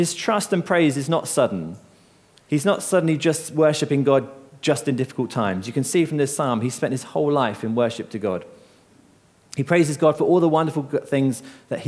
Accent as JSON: {"language": "English", "town": "Seaford", "region": "South East England", "country": "United Kingdom", "tie": "born or raised there", "said": "I grew up in Seaford along the coast"}